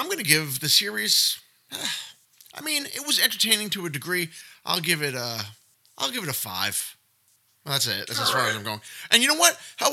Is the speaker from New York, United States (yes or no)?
yes; Yonkers, New York, United States; my hometown, my actual hometown of Yonkers, New York